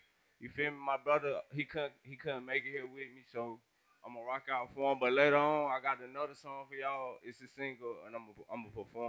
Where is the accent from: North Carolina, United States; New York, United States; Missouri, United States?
North Carolina, United States; Rocky Mount; I'm from Rocky Mountain, North Carolina, 252.